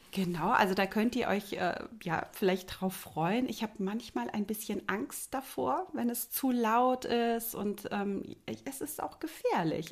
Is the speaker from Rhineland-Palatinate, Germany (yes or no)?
yes; near Mainz, Rhineland-Palatinate, Germany; also born or lived in Lübeck; ich komme ja aus der Nähe von Mainz